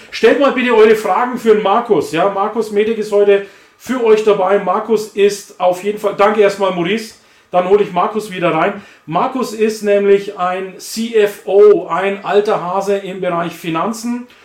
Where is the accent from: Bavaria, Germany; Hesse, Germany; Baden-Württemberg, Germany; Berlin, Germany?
Bavaria, Germany; Ich bin ja aus Franken, Nordbayern und Thüringen grenzt ja direkt